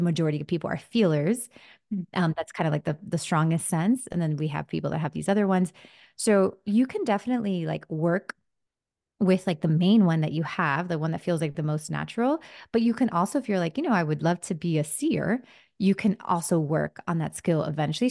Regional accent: Miami, Florida, United States; first language Spanish; English is a second language; also born or lived in New Jersey; grew up in Miami

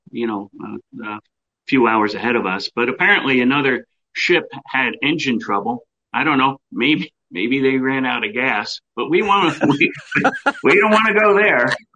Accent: United States; we come together as Americans

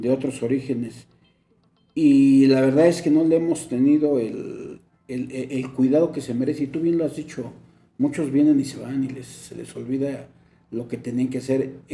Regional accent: Mexico City, Mexico; Yo soy nativo de San Jerónimo aquí nací

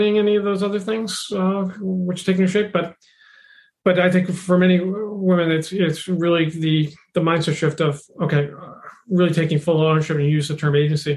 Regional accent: Boston, Massachusetts, United States; growing up in Boston

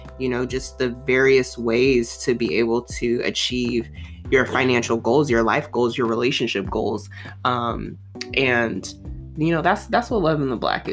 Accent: Oakland, California, United States; I'm from Oakland, California.

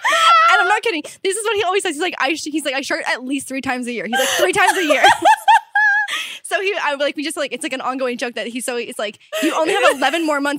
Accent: St. Catharines, Ontario, Canada; also born or lived in Toronto; My hometown is St. Catharines, which is just outside of Niagara Falls, Canada side. So like maybe 30 minutes.

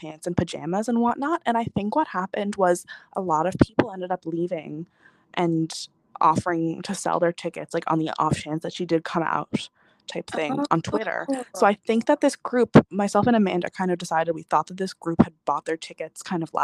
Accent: Newfoundland and Labrador, Canada; I'm from Newfoundland, so we don't get any concerts here

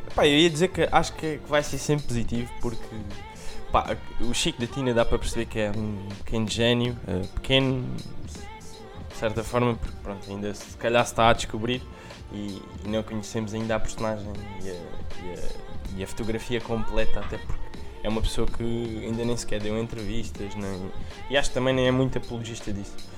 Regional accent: Portugal; nós que somos, somos portugueses

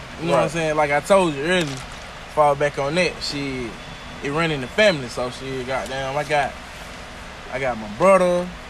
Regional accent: Tuskegee, Alabama, United States; also born or lived in Greenville, Alabama; I'm from Greenville, Alabama. Raised in Tuskegee.

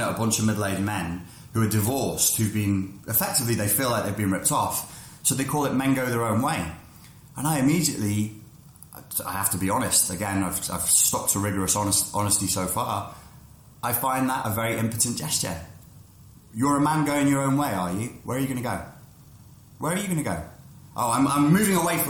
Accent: England, United Kingdom; moved away; I'm British

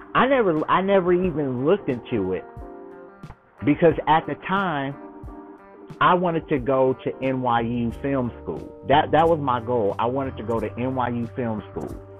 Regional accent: Chicago, Illinois, United States; I'm from Chicago. Chicago, Illinois

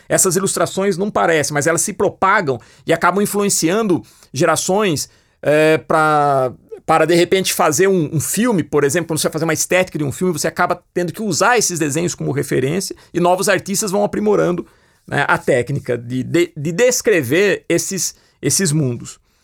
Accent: Piracicaba, São Paulo, Brazil; ele tinha um pequeno cinema na cidade que eu nasci, em Piracicaba

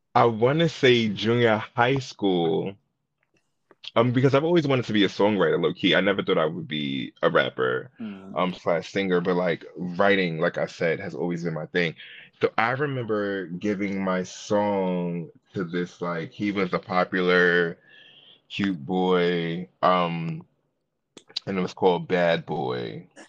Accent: New York City, New York, United States; I am from Brooklyn, New York

